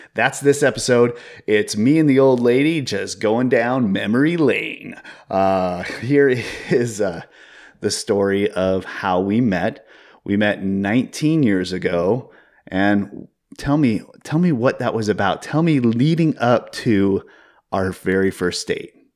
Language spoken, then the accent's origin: English; Seattle, Washington, United States; growing up in the Seattle area in the early two thousands